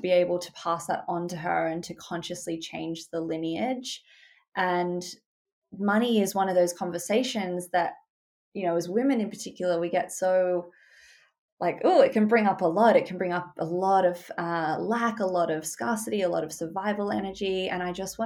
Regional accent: Sydney, New South Wales, Australia; I grew up in Australia. I'm based in Sydney. I've lived here my whole life

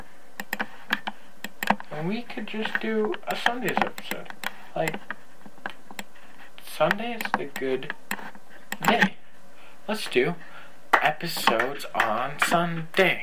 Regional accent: Canada; I'm Canadian

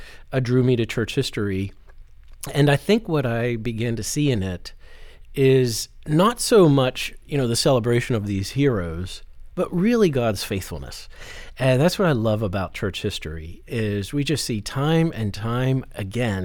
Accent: Western Pennsylvania, United States; I grew up in Western PA, and there were some French and Indian War sites around where I grew up

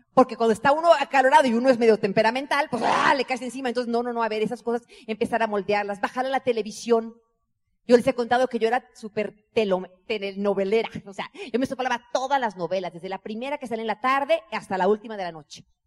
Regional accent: Mexico

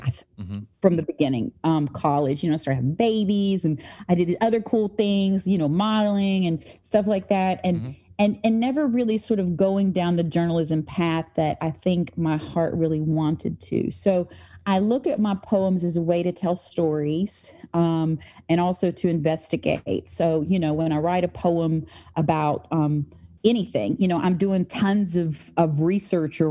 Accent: St. Albans, West Virginia, United States; I grew up in St. Albans, West Virginia

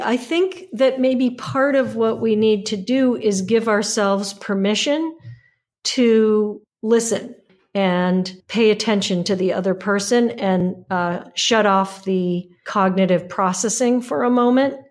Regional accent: United States; as an American

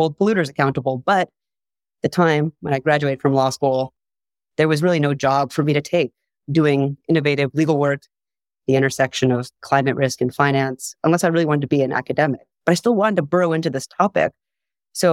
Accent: San Diego, California, United States; I am from San Diego

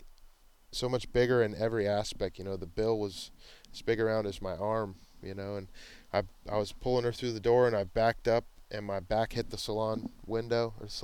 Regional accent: Pensacola, Florida, United States; I grew up in Pensacola, Florida. my dad got stationed there in the Navy when I was very young, so I've been there since

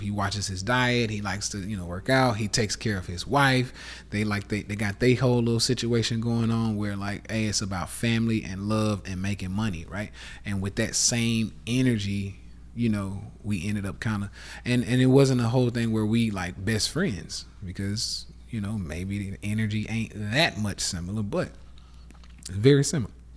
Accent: the South, United States; accent: southern; my fucking southern accent

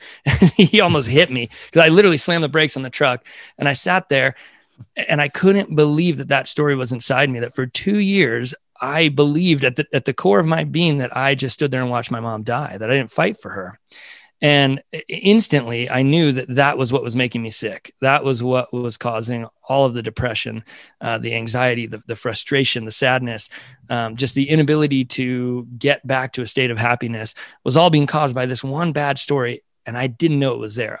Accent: California, United States; also born or lived in Brockton, Massachusetts; we moved to California when I was two years old, so I've spent, uh, my entire life out here

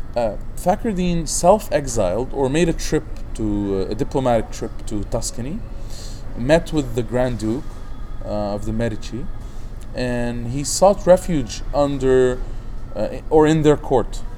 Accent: Baakline, Mount Lebanon, Lebanon; in Baklin, my hometown

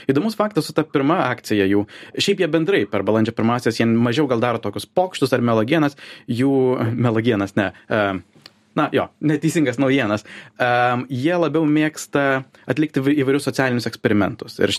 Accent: Lithuania; Aš esu lietuvis

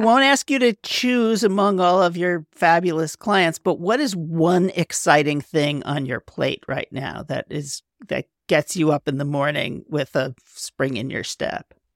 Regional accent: New York, United States; I'm a New Yorker.

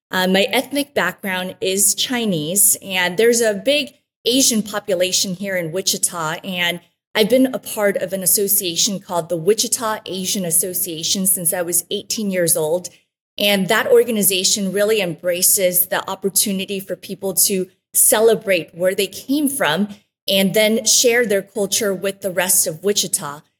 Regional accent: Antigua, Sacatepéquez, Guatemala; that's where I was born in Antigua, Guatemala, along with my younger brother, Carlos. And the two of us were raised in Guatemala

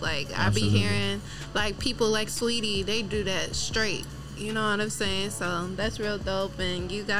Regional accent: Waukegan, Illinois, United States; I'm from Waukegan.

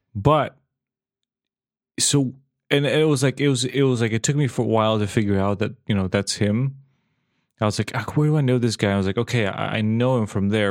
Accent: Serbia; moved away as an adult; also born or lived in Belfast; I moved away from Serbia

